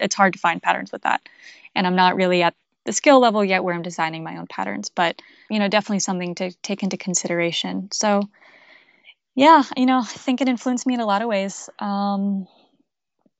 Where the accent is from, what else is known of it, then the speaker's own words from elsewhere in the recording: outside of Boston, Massachusetts, United States; I grew up actually outside of Boston